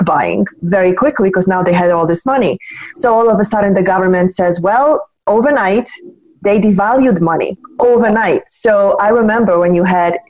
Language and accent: English; Poland; moved away; I was born and raised in Poland